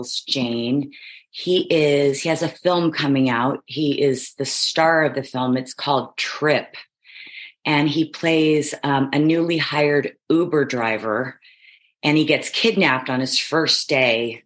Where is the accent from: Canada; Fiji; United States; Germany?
United States; Kansas City, Missouri; moved away as an adult; also born or lived in California; now in Los Angeles, United States; I was raised in Kansas City from like 7 till my first year of college, 17 years old